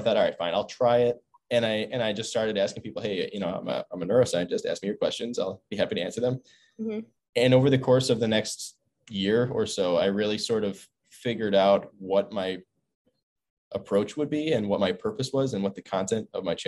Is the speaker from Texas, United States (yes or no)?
no; Buffalo, New York, United States; now in Stanford, United States; I'm from Buffalo, New York, East Coast.